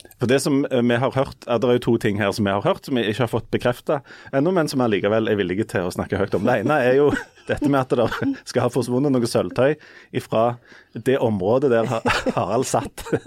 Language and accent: Norwegian; Hommersåk, Rogaland, Norway; på bedehuset på Hommersåk, der jeg vokste opp